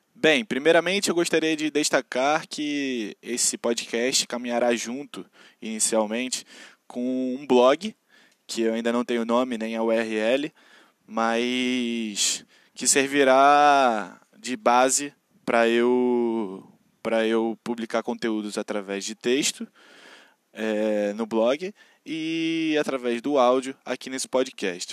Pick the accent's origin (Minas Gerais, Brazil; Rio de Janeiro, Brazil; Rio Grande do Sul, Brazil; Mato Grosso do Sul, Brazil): Rio de Janeiro, Brazil; accent: carioca; moro na periferia do Rio de Janeiro, sou carioca da Gema, assim como vocês podem perceber pelo sotaque.